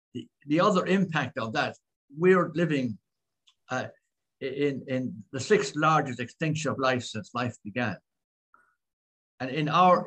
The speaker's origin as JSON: {"language": "English", "country": "Ireland", "also_born_or_lived": "Philippines", "said": "as an Irish person"}